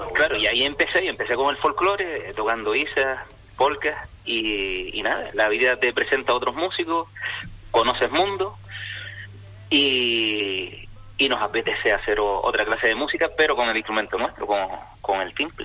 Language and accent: Spanish; Fuerteventura, Canary Islands, Spain; yo estoy súper orgulloso cada vez que salgo de Canarias de decir que soy canario, que soy de Fuerteventura